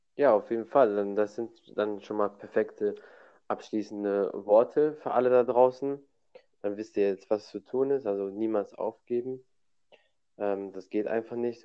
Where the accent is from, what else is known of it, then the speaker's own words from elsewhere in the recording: Germany; bei uns in Deutschland